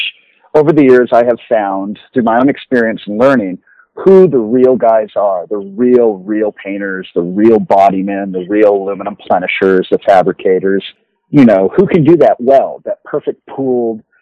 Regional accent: Los Angeles, California, United States; growing up in Los Angeles in the late 60s and 70s

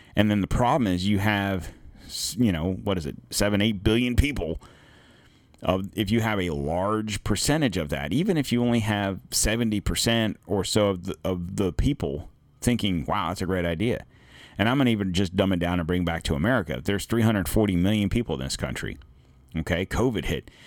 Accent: United States; as an American

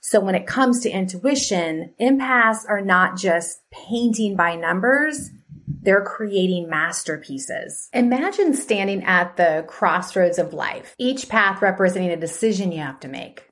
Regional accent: Arizona, United States; moved away as an adult; also born or lived in Georgia; now in Atlanta, United States; I grew up in Arizona and then moved here

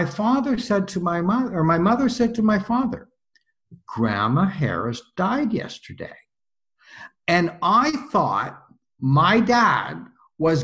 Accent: Toronto, Ontario, Canada; I'm from Toronto, born here, and several generations of my family on the Milne side anyway, born here

